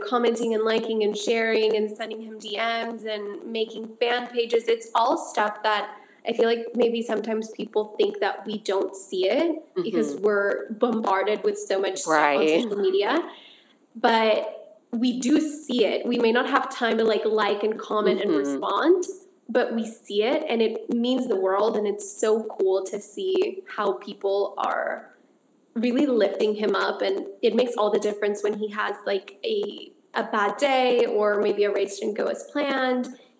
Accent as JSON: {"language": "English", "country": "United States", "tie": "born or raised there", "said": "even though we grew up here in the States, our roots and our home is still Mexico, and it'll always be Mexico."}